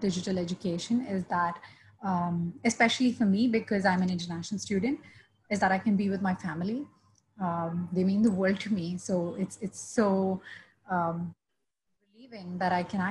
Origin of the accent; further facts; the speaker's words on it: India; I have been born and raised in India